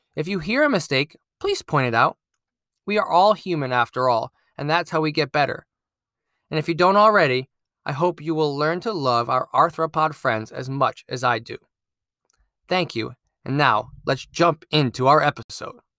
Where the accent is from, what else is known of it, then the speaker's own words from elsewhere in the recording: Connecticut, United States; I'm a STEAM teacher at an elementary school in my home state of Connecticut